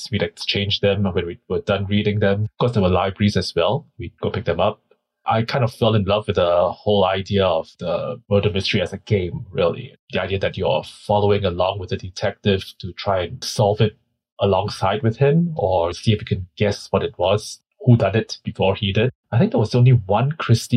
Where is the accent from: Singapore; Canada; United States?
Singapore; for someone growing up in Singapore